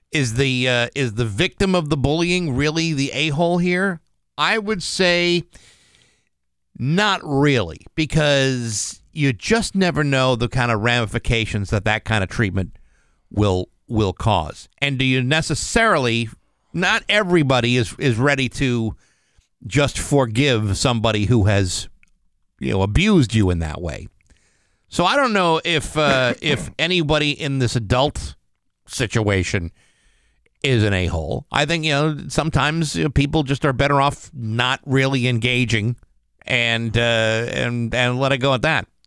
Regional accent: Rehoboth, Massachusetts, United States; also born or lived in Attleboro, Massachusetts; in second grade when we moved to Rehoboth from Attleboro

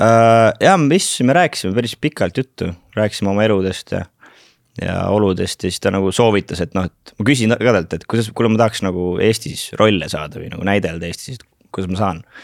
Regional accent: Kuressaare, Saare County, Estonia; born or raised there; also born or lived in Turja village / Tallinn; now in London, United Kingdom

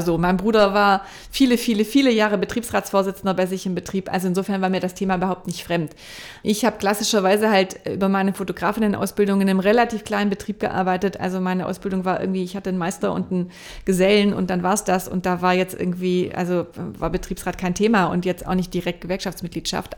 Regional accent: near Stuttgart, Baden-Württemberg, Germany; now in Hamburg, Germany; Ich komme ja aus der Nähe von Stuttgart

